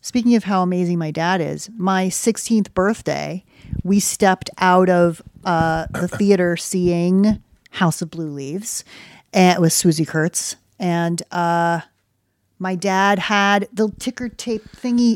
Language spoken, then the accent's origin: English; United States; also born or lived in Connecticut / New York City; I grew up in Connecticut in New York City